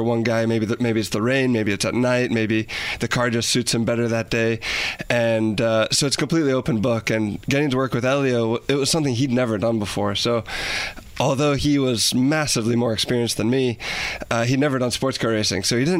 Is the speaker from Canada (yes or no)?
no; United States